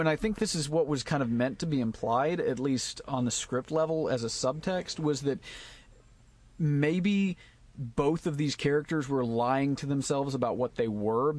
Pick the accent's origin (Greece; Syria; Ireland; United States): Ireland; I'm like, that's not special. I'm Irish. That's what we do.